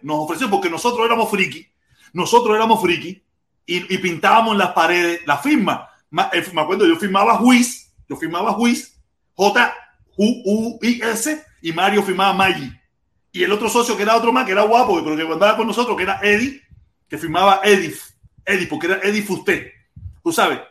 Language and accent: Spanish; Cuba; moved away